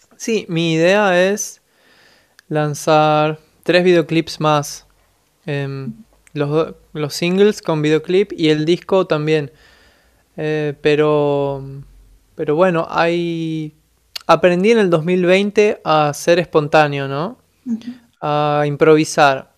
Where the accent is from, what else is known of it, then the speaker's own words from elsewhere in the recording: Buenos Aires, Argentina; soy de Buenos Aires, Argentina